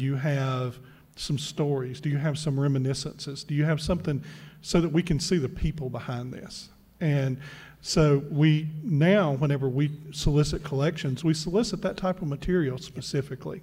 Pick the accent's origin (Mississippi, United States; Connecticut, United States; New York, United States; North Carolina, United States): Mississippi, United States; we're both from Mississippi